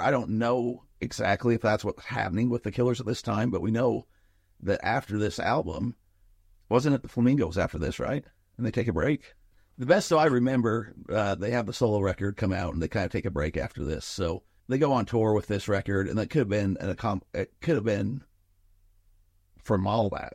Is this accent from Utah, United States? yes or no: yes; Nephi, Utah, United States; we grew up with around in Nephi